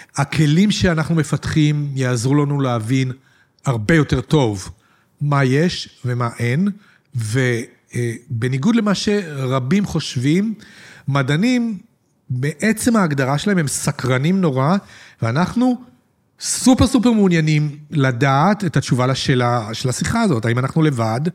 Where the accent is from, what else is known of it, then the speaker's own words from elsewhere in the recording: Petah Tikva, Central District, Israel; אני גדלתי בפתח תקווה בשנות השישים